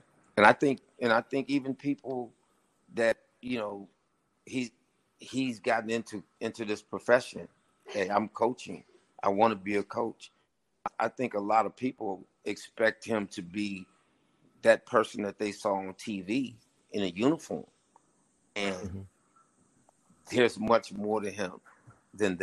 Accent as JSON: {"language": "English", "town": "Santa Monica", "region": "California", "country": "United States", "tie": "born or raised there", "also_born_or_lived": "Los Angeles, California", "moved": "as an adult", "lives_now": "Jackson, United States", "said": "growing up in Santa Monica, California, I grew up in a very diverse neighborhood"}